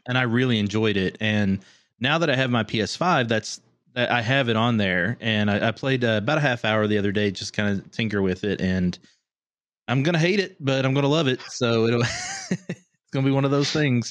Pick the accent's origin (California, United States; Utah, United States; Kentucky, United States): Kentucky, United States; moved away as an adult; also born or lived in Orlando; growing up in Kentucky